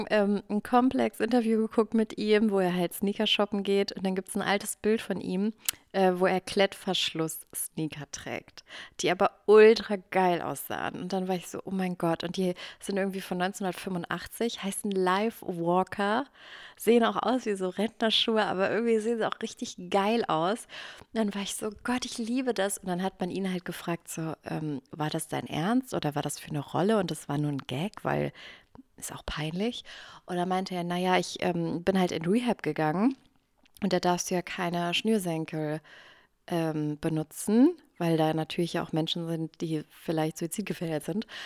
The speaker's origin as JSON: {"language": "German", "region": "Eifel", "country": "Germany", "said": "Ja, ich komme auch aus der Eifel."}